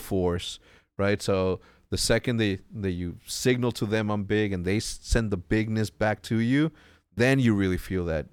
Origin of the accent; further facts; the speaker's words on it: Mexico; moved away; also born or lived in El Paso, Texas; coming from Mexico and living in Mexico